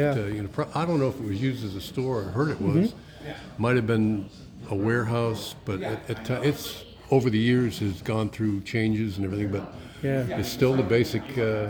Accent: South Portland, Maine, United States; moved away; my hometown, South Portland

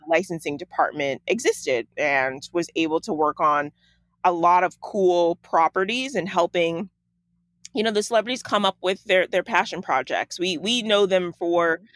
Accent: Chicago, Illinois, United States; moved away as an adult; also born or lived in Los Angeles; I grew up in Chicago, uh, in uh, the suburbs, like right out, honestly, down the street from O'Hare Airport.

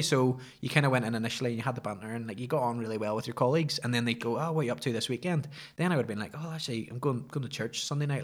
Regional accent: Ballymoney, Northern Ireland, United Kingdom; also born or lived in Belfast; where I grew up in Ballymoney, it was just outside of Ballymoney

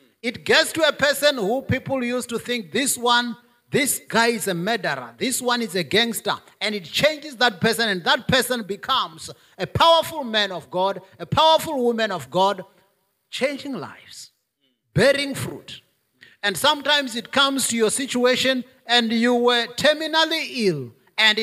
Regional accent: South Africa; my natural heritage in South Africa as a South African, as an African, as a Venda

